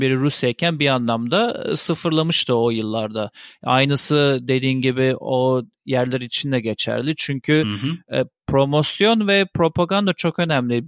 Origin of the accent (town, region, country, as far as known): Turkey; moved away